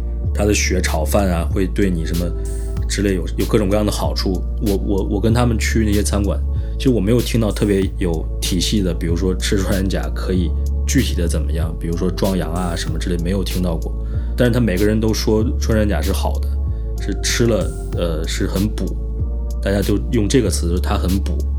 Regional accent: northern China, China; moved away as an adult; now in Guangzhou, China; 我是北方人，我在北方生活的过程中，我从来没有听说过有谁要吃穿山甲，或者是呃完全没有这方面的任何知识。呃，但是我已经在广州生活六年了

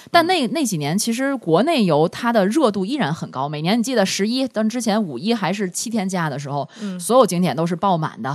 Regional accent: Tianjin, China; 作为我们天津人来讲，又觉得它不得已而为之

